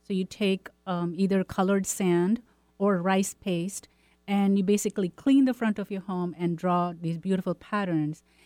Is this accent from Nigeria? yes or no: no; India; moved away; I'm from India